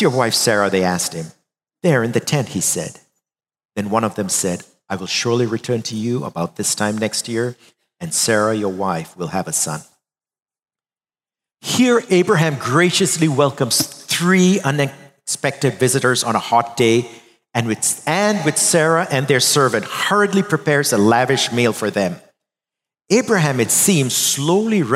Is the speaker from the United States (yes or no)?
no; India; moved away; growing up in India as boys, we were three of us brothers